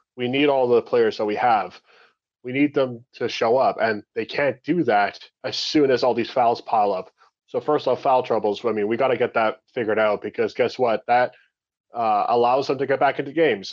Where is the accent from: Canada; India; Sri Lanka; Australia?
Canada; We're Canadian